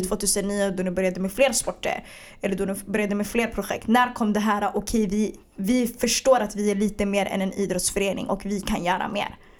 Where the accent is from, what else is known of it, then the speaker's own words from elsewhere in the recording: Stockholm, Stockholm County, Sweden; also born or lived in Bredäng; jag är född och uppvuxen i Hagsätra tills jag var, 11-12